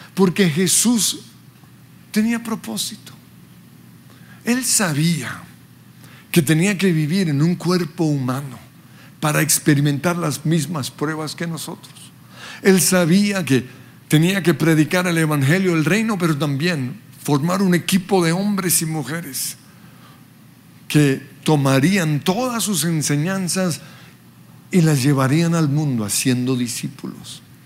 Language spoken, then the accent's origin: Spanish; Colombia; also born or lived in Western Australia, Australia; aunque nací en Australia, soy colombiano de pura cepa